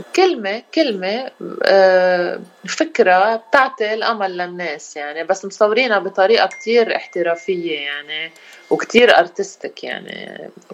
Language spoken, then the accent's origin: Arabic; Rashaya al-Fukhar, Keserwan-Jbeil, Lebanon; moved away as an adult; now in Washington DC area, United States; انا الاصل من رشايا الفخار وعايشين بكسر وين يعني كل حياتنا وصار لي 16 سنة بأمريكا